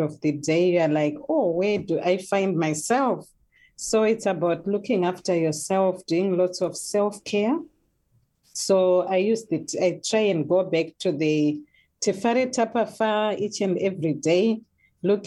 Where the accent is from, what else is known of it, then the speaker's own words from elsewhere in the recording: Zimbabwe; moved away as an adult; now in New Zealand; I'm originally from Zimbabwe.